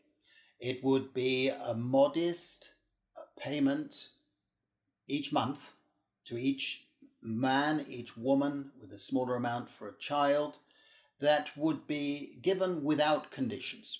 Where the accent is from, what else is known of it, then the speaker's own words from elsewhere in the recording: United Kingdom; now in Europe; I'm British, I'm a British citizen, but I work and live in Europe